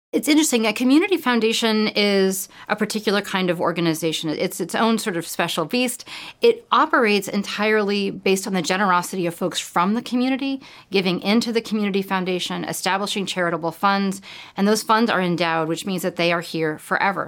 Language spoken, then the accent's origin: English; California, United States; moved away as an adult; now in Connecticut, United States; I grew up in California